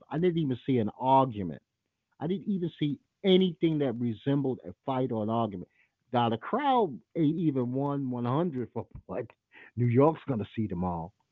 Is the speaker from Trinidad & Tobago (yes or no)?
yes; Trinidad & Tobago; No, I'm not from Jamaica. My wife's Australian out in a second. I'm from Trinidad, dumbass.